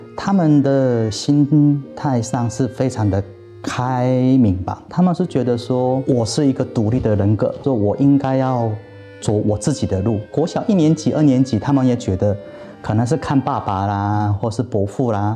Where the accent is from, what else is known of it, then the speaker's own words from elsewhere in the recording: South Korea; Chinese is a second language; moved away as an adult; now in Taiwan; 我是个韩国人